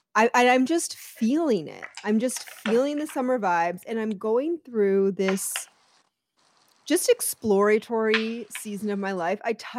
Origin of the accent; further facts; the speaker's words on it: Atlantic City, New Jersey, United States; born there; I was born in Atlantic City. My mom was a cocktail waitress. My dad was a pit boss.